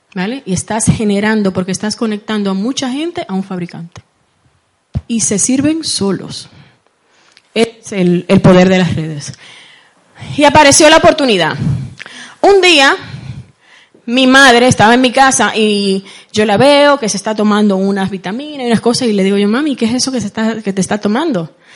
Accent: Santo Domingo, Distrito Nacional, Dominican Republic; now in Spain; Yo nací en, República Dominicana, para los que me estaban preguntando anteriormente. Eh, Nací en Santo Domingo, la capital

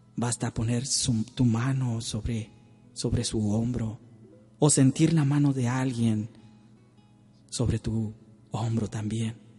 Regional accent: Tamaulipas, Mexico; las oraciones que hacemos a Tamaulipas. Oramos, oramos por mi tierra

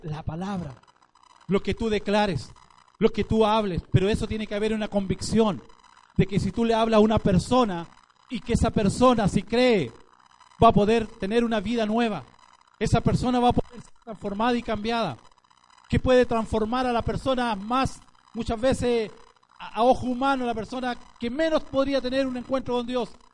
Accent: Chile; nosotros como chilenos

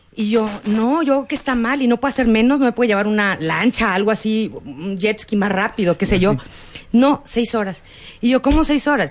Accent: Mexico; Yo no soy de aquí, yo soy de México.

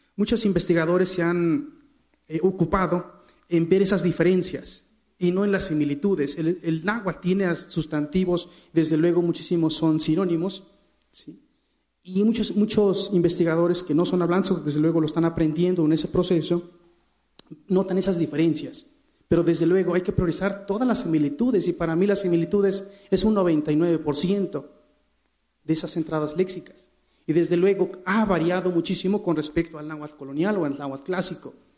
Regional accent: Mexico; Viteposteco es el nombre de, mi pueblo

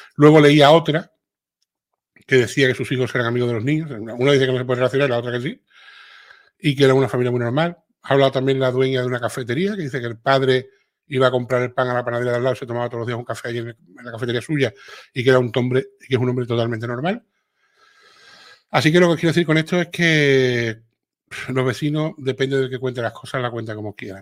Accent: Andalusia, Spain; accent: Andalusian; a los andaluces no se nos entiende

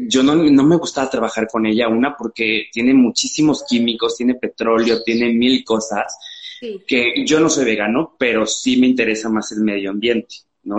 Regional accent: Xalapa, Veracruz, Mexico; moved away as an adult; yo soy de Jalapa, de Veracruz

